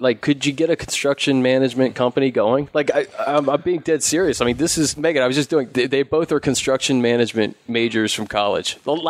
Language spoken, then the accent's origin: English; East Coast, United States; now in Los Angeles, United States; I'm from the East Coast.